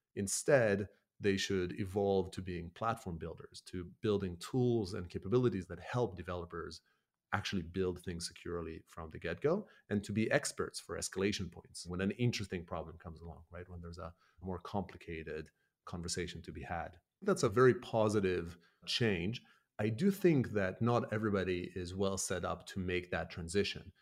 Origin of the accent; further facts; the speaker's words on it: Israel; moved away as an adult; also born or lived in Canada; now in United Kingdom; born and raised in Israel, in an Argentinian household, and then lived a decade in Canada, and then moved to the U K, where I live now